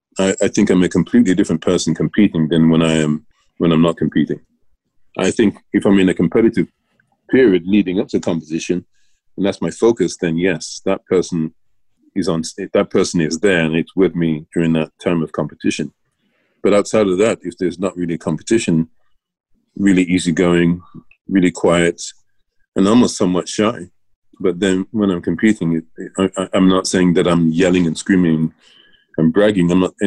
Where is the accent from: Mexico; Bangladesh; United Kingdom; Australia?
United Kingdom; England; Growing up in England.